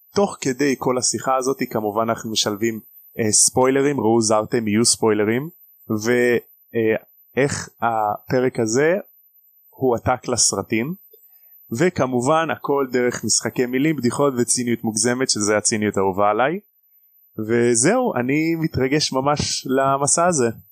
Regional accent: Rishon LeZion, Central District, Israel; אני מראשון לציון, בן 23

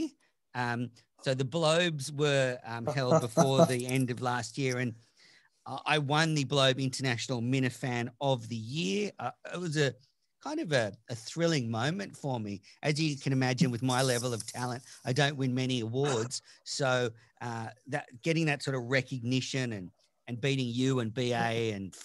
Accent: Australia; I'm Australian

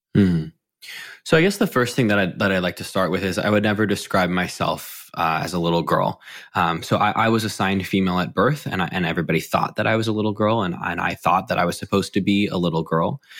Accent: McLean, Virginia, United States; I grew up in McLean, Virginia, right outside of DC.

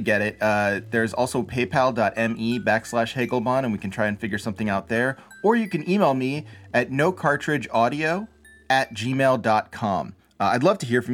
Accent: United States; I'm from America

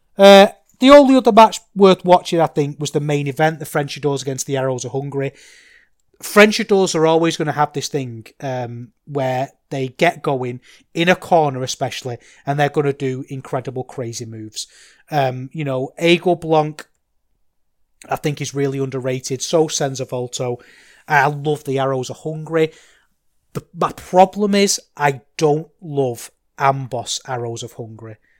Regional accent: Manchester, North West England, United Kingdom; now in Salford, United Kingdom; I grew up in Manchester. I grew up in North Manchester

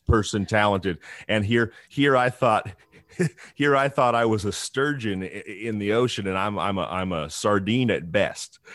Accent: Northern California, United States; I grew up in Northern California in the middle of the woods, off the power grid

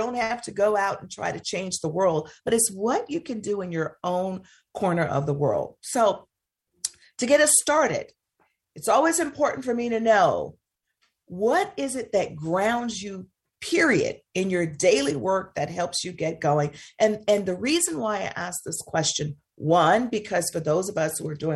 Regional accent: the South, United States; It comes from growing up in the South

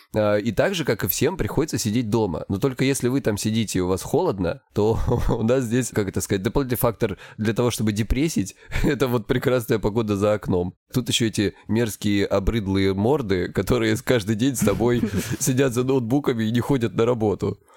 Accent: Krasnodar Krai, Russia; я с Кубани

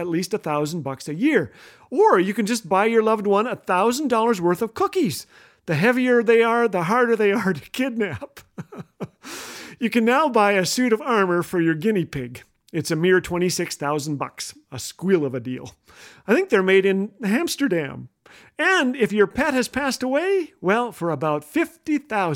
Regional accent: Canada; if you live in an igloo like I do as a Canadian

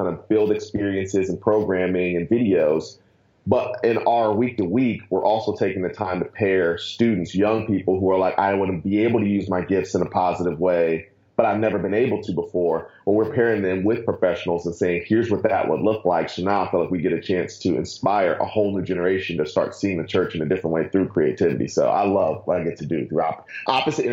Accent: Akron, Ohio, United States; now in Atlanta, United States; I'm born and raised in Ohio, so that means the world to me. I was born in Akron, moved down to Atlanta

